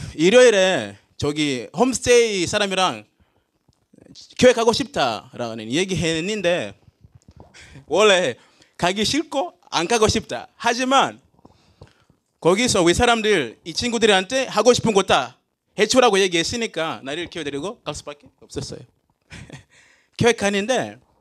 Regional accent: Tanzania; Korean is a second language; moved away as an adult; also born or lived in Jecheon, South Korea; now in South Korea; 저는 탄자니아에서 왔어요

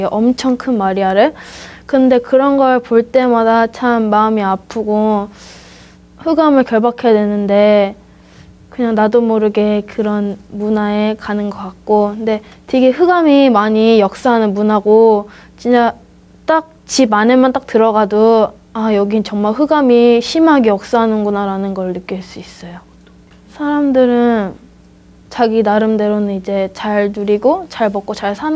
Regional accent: Spain; 저는 아, 스페인에서 왔고요.

